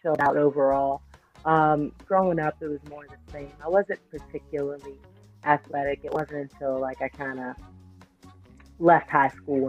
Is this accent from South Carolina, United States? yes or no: no; Washington, District of Columbia, United States; also born or lived in Florida; I'm born and raised in Washington, D.C.